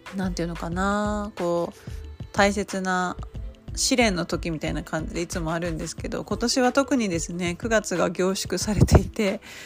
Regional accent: Nagasaki, Japan; moved away; 故郷の長崎の

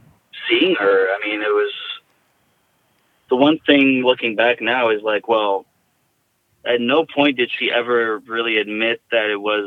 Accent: Jackson, United States; the hospice in my hometown in Jackson was, I mean, they were just incredible

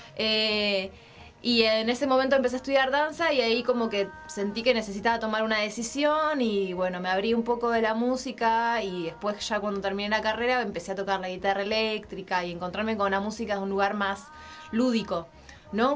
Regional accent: Neuquén, Argentina; moved away as an adult; also born or lived in Buenos Aires; now in Mexico; Yo me fui de Neuquén a los 18 años

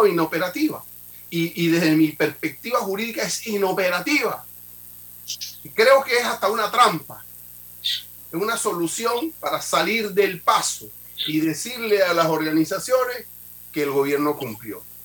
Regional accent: Panama; como panameños

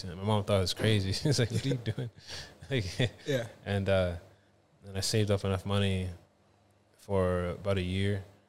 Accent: Toronto, Ontario, Canada; born there; also born or lived in Halifax, Canada; I'm from Canada. I was born in Toronto, and then I moved to a place called Halifax, Nova Scotia, and that's where … was created.

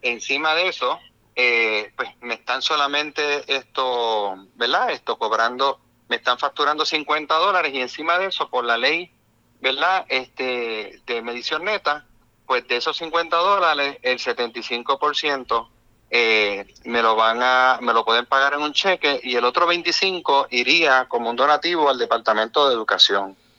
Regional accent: Puerto Rico; como todo puertorriqueño

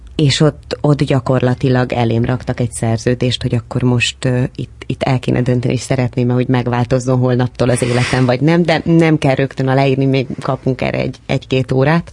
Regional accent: Dabas, Pest, Hungary; first language Hungarian

